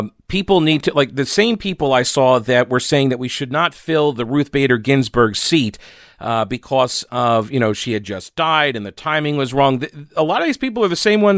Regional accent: New York, United States; also born or lived in South Carolina; now in North Carolina, United States; I'm from New York

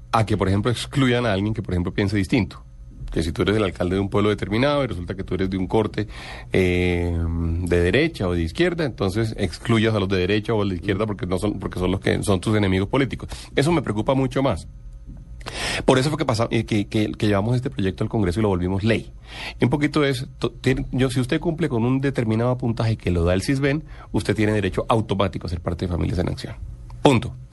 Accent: Cartagena, Bolívar, Colombia; now in Bogotá, Colombia; yo soy de Cartagena

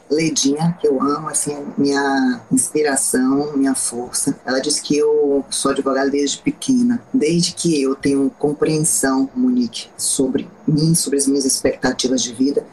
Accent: Bahia, Brazil; sou uma advogada baiana com muito orgulho, tenho um, um orgulho da minha terra

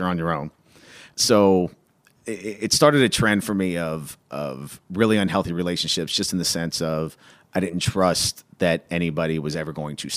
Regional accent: Cincinnati, Ohio, United States; I grew up in Cincinnati, and the west side of Cincinnati is very, very blue collar.

